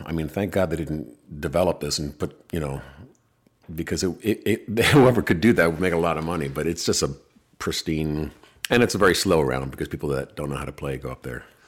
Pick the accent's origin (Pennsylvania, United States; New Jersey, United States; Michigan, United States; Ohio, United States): New Jersey, United States; Ridgewood; now in Los Angeles, United States; I was born in Ridgewood